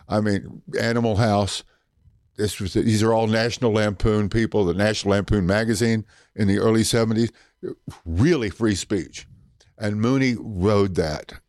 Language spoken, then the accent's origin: English; Oklahoma, United States; accent: Southern; moved away; I'm from Oklahoma.